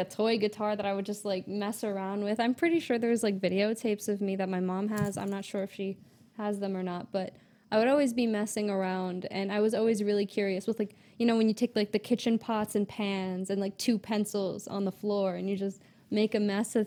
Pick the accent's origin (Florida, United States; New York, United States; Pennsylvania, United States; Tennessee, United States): New York, United States; Long Island; also born or lived in Brooklyn; I grew up in Long Island.